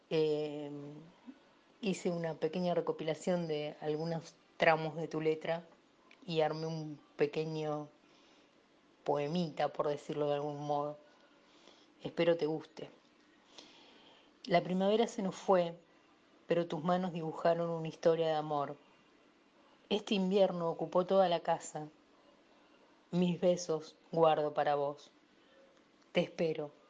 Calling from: Avellaneda, Buenos Aires Province, Argentina; de Avellaneda y me encanta el invitado de hoy.

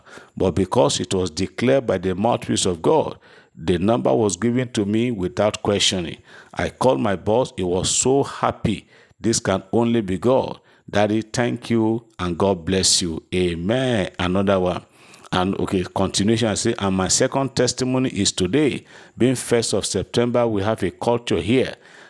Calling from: Lagos, Nigeria; I'm testifying from Lagos.

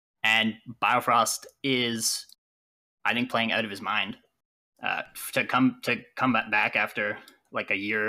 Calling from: Hamilton, Ontario, Canada; I'm calling from... Hamilton, Ontario, Canada.

